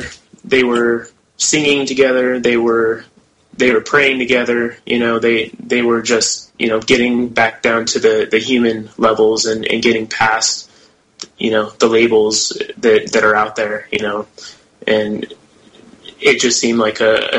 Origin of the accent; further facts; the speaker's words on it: Idaho, United States; specifically in my home state of Idaho, regarding mineral rights and things like